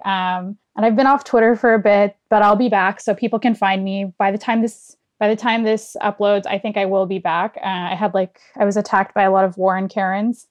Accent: Toronto, Ontario, Canada; I'm not from New York, but I'm from Toronto

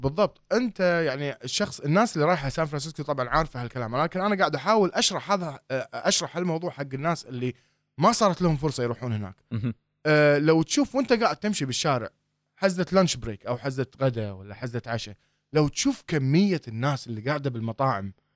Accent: Kuwait; احنا هنا عندنا بالكويت

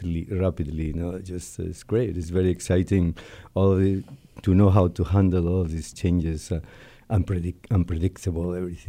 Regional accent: Madrid, Community of Madrid, Spain; born there; Yeah. I was born in Spain, Madrid, in 1949.

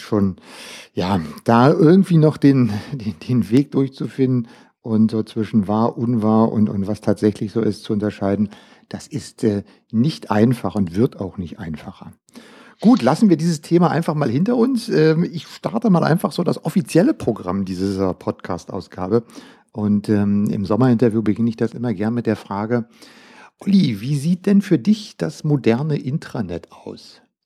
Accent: Germany; bei uns in Deutschland

